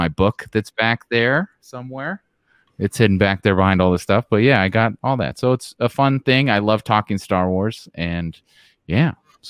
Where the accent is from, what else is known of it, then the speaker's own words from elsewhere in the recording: Modesto, California, United States; born there; And of course, I was born in Modesto, California, so George Lucas' hometown. Yes. That's where I was born.